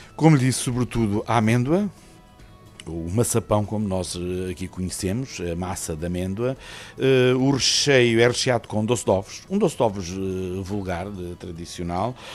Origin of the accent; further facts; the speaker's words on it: Alcácer do Sal, Alentejo, Portugal; Nascido e criado, é verdade, e gosto muito da minha terra